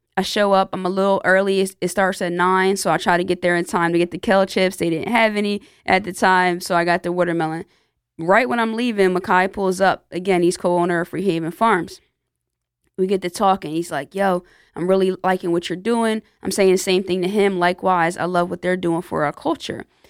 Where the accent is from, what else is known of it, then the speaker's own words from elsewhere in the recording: Lawnside, New Jersey, United States; my hometown, Lawnside, New Jersey